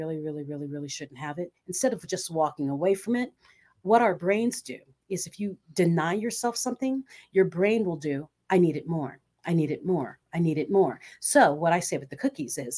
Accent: Philippines; moved away; Growing up in the Philippines, back in my teen years

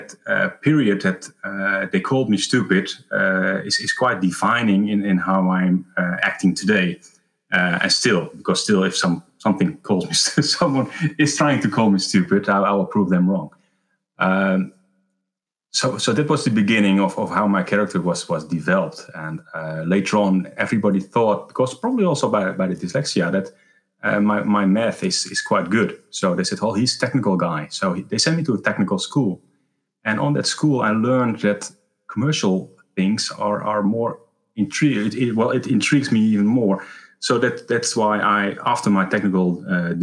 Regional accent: Netherlands; I was born in Horen, a small place in the Netherlands.

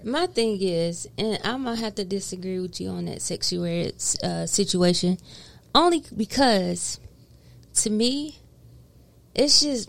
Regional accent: the South, United States; I'm from the South.

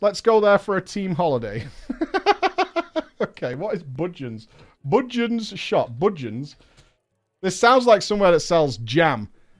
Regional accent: Henfield, South East England, United Kingdom; I'm actually from a village called Henfield in West Sussex. And at the time, I was still living there with my paren

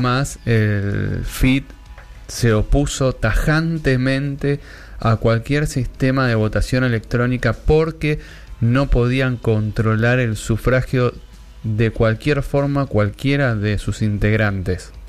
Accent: Wilde, Buenos Aires Province, Argentina; de donde soy oriundo yo, de la República Separatista de Wilde

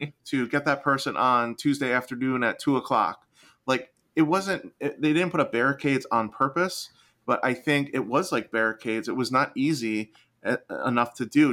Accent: New Jersey, United States; I'm from New Jersey.

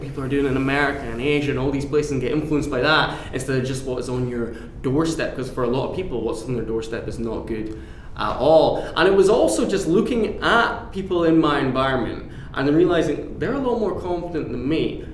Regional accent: Aberdeen, Scotland, United Kingdom; now in Glasgow, United Kingdom; I'm originally from Aberdeen, but I'm based now in Glasgow, Scotland's

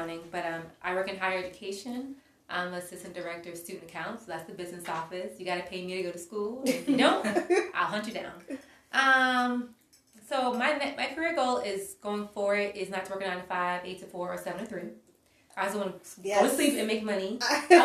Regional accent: the South, United States; I grew up in the South

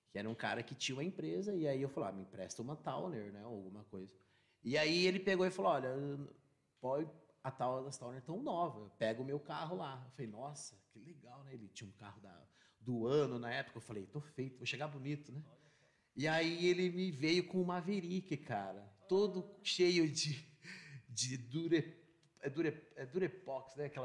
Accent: São Paulo, Brazil; born there; also born or lived in Assis; É, eu nasci na cidade de São Paulo, nasci em Cambuci.

